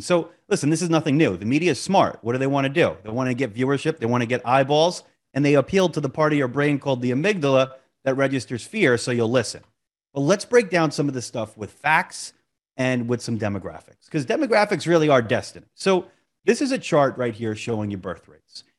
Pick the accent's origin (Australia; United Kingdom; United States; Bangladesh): United States; Monmouth County, New Jersey; my hometown here, Monmouth County, New Jersey